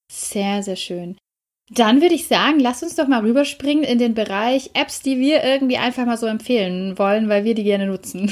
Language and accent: German; Germany; bei uns in Deutschland